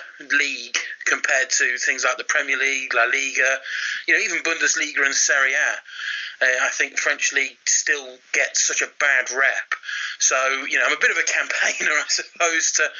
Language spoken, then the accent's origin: English; United Kingdom; as a Brit